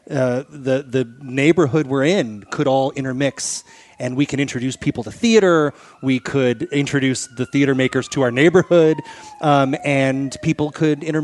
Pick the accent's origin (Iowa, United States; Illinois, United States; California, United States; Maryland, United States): California, United States; Los Angeles; now in Montana, United States; I, am a native of Los Angeles, so okay. I, I, I grew up in Tarzana. I'm straight out of Tarzana.